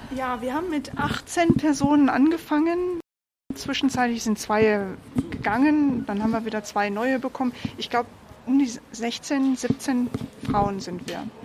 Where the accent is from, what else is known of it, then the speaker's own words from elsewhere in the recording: Germany; moved away as an adult; now in Phoenix, United States; ich bin Deutsche, das hört man